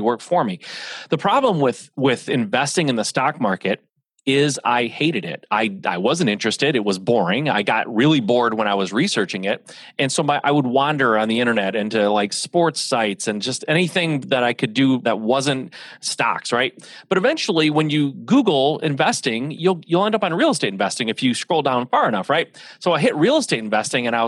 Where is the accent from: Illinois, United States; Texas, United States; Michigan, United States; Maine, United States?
Michigan, United States; So I'm a Midwest guy, born and raised in Michigan. I am the son of an automotive family here in Michigan